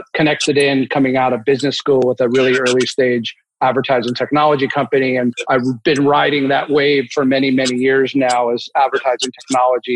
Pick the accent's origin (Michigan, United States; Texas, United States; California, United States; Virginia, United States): California, United States; San Francisco; I happen to be born and raised in San Francisco